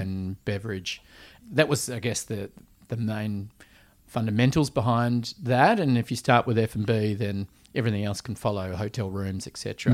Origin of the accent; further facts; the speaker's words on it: Perth, Western Australia, Australia; also born or lived in Switzerland / Vancouver, Canada / Sydney; growing up in Perth